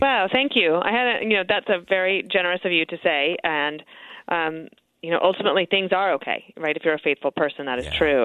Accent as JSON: {"language": "English", "country": "United States", "said": "we are American, and our country is great and exceptional"}